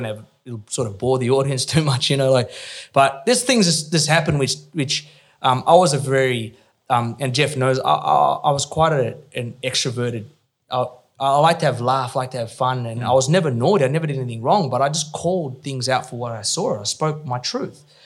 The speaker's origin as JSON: {"language": "English", "town": "Perth", "region": "Western Australia", "country": "Australia", "also_born_or_lived": "Sydney", "moved": "as an adult", "said": "moved to Sydney, lived with my auntie in Bexley, because I was from Perth"}